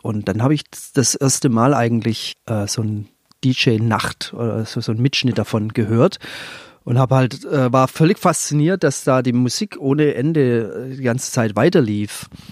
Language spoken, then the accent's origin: German; Leonberg, Baden-Württemberg, Germany; ich bin aus einer Vorstadt, aus Leonberg, also Vorstadt von Stuttgart